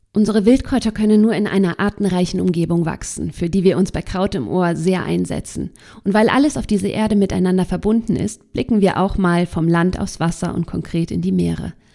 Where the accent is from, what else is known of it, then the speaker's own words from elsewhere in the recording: Hambach Forest area, North Rhine-Westphalia, Germany; moved away; also born or lived in Dortmund; in meiner alten Heimat